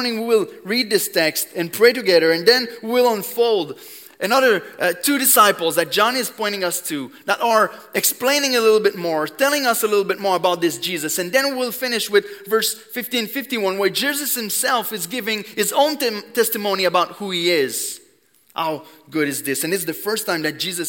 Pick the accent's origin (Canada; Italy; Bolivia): Canada; Quebec; English is a second language; I'm from Quebec. I don't know if you noticed the accent a little bit